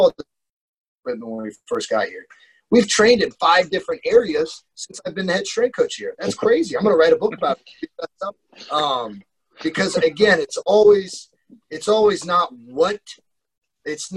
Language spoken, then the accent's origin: English; Columbus, Ohio, United States; growing up in Columbus, Ohio